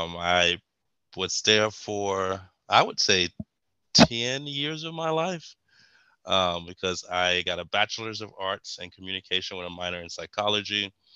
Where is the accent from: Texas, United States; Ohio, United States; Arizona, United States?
Texas, United States; Wellborn; also born or lived in Kingsville, Texas; So I'm originally from, I always say Bryan College Station, but I'm originally from Welborn, Texas, before Welborn was annexed by College Station, what we were talking about earlier. But that's where I was born and raised in Welborn.